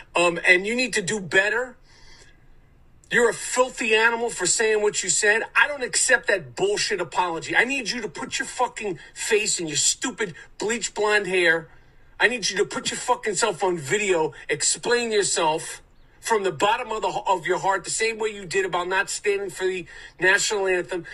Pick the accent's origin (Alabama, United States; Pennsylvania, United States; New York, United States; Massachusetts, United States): New York, United States; New York City; Growing up in New York City